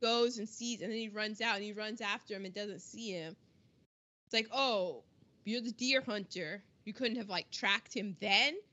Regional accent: United States; being an American

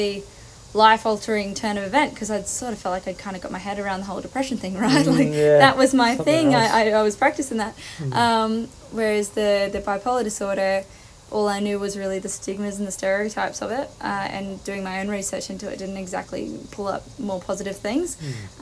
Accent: Newcastle, New South Wales, Australia; I'm from Newcastle originally.

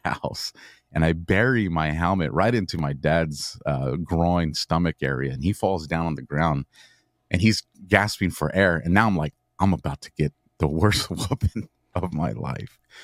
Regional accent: Southern California, United States; born and raised in Southern California

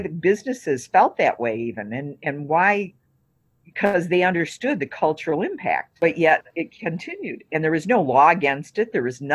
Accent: Detroit, Michigan, United States; moved away as an adult; now in Wisconsin, United States; I grew up with it in Detroit

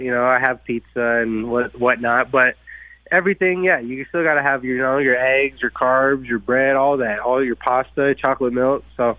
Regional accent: Windsor, Ontario, Canada; I grew up in Windsor, Ontario

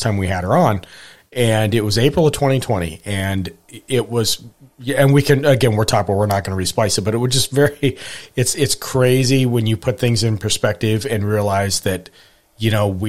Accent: Montana, United States; when I was growing up in Montana

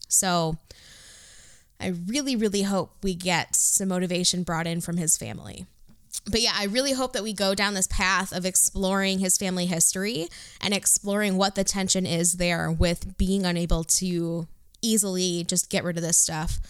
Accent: Detroit, Michigan, United States; I'm from Detroit

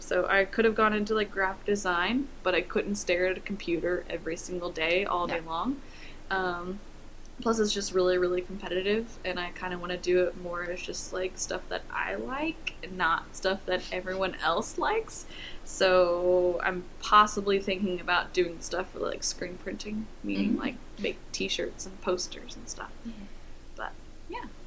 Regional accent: Overland Park, Kansas, United States; I grew up in Kansas City. I've been a Kansas City native all my life. Kansas

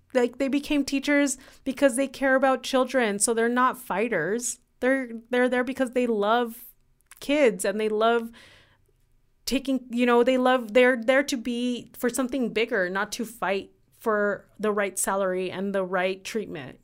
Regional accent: Ciudad Juárez, Chihuahua, Mexico; now in El Paso, United States; I loved growing up in Juarez

